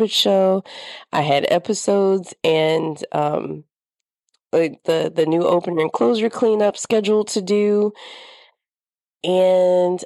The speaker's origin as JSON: {"language": "English", "region": "the South", "country": "United States", "tie": "born or raised there", "moved": "yes", "said": "I grew up in the South, and I grew up in a spot where things are always blooming"}